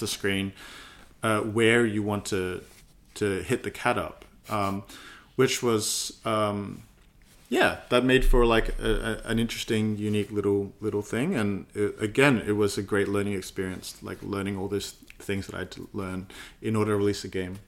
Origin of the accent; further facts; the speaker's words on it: Adelaide, South Australia, Australia; moved away as an adult; also born or lived in United Kingdom; now in Melbourne, Australia; growing up in Adelaide, uh, Australia